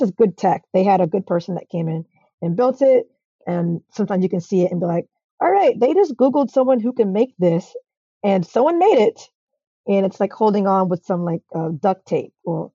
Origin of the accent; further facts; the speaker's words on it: Atlanta, Georgia, United States; I'm from Atlanta